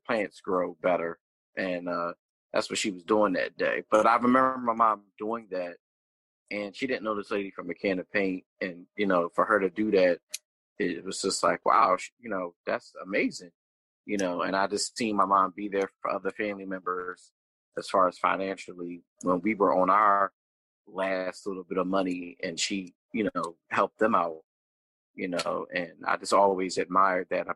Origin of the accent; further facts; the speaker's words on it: Pennsauken, New Jersey, United States; I grew up in Pennsauken, New Jersey